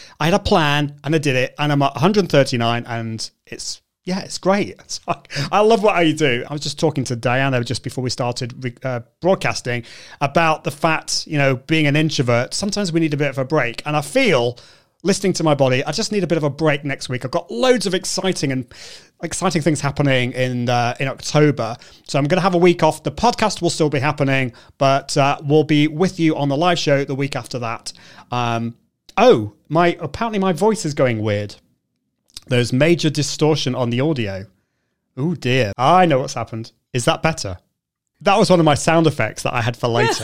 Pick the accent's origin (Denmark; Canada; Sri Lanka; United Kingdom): United Kingdom; being a Brit